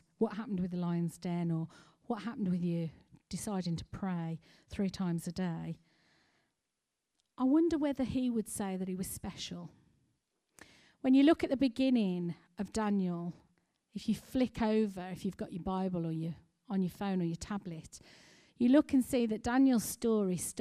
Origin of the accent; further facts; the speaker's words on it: United Kingdom; we as British people